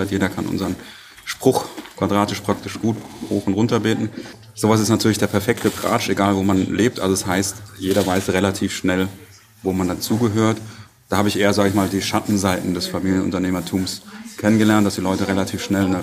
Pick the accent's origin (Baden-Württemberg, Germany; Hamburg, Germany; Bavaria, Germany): Baden-Württemberg, Germany; Heidelberg; Ich bin auch eben nicht in Waldenbuch aufgewachsen, sondern ein bisschen weiter weg in Heidelberg.